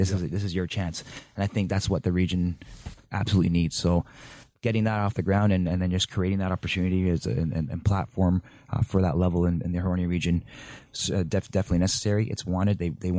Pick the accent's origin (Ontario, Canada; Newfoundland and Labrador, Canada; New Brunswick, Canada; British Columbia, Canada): Ontario, Canada; Toronto; born or raised there; moved away; also born or lived in Germany / Spain